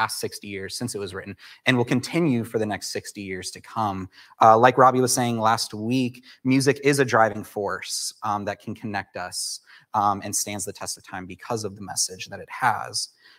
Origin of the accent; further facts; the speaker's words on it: Chicago, Illinois, United States; I came from the Chicagoland area to start studying at Southeastern, and quickly Oasis became my home.